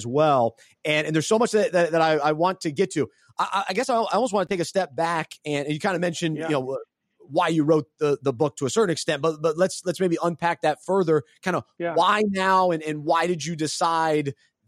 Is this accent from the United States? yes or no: yes; Weddington, North Carolina, United States; I grew up in Weddington, so I went to Weddington